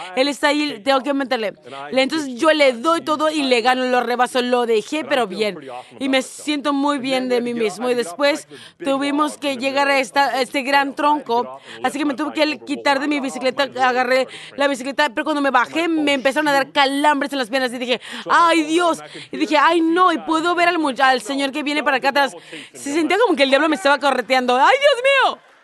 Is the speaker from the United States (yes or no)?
yes; United States; moved away; soy un americano.